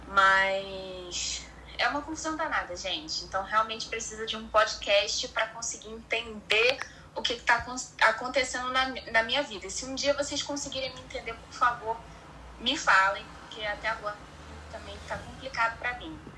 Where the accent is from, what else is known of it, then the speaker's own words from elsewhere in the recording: Rio de Janeiro, Brazil; now in Espírito Santo, Brazil; Sim, sou carioca